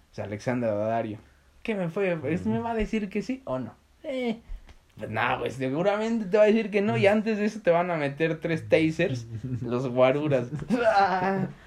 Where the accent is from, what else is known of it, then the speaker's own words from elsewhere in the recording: Tulum, Quintana Roo, Mexico; Soy Tuluminati. de, vengo de Tulum.